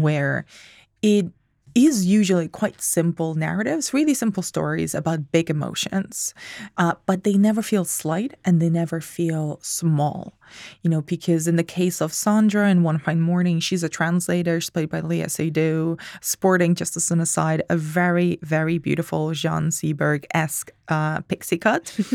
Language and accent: English; Spain; English is a second language; moved away; I'm from Spain.